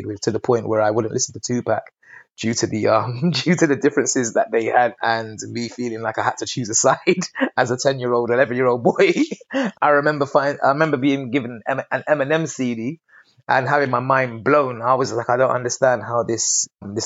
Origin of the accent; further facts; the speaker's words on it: London, United Kingdom; also born or lived in Barbados; being from London in the UK, I grew up around a lot of reggae music